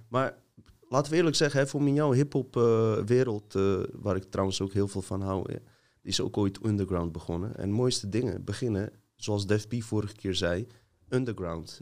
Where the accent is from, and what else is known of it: Montenegro; now in Netherlands